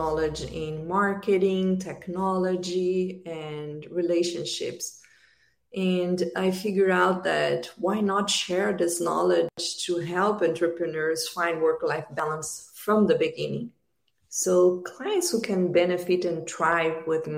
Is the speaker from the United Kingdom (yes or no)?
no; Brazil; moved away as an adult; also born or lived in United States; now in Australia; I'm originally from Brazil. I moved to the United States 8 years ago.